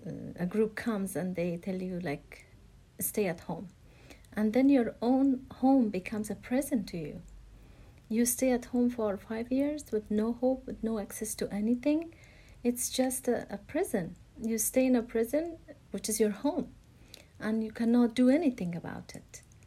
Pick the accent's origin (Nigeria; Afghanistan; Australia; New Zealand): Afghanistan; Well, growing up in Afghanistan is like nothing else in the world, especially as a woman. My life under the Taliban was a disaster.